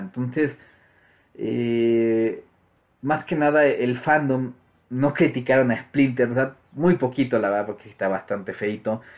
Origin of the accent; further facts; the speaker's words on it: Mexico; aquí en, mi país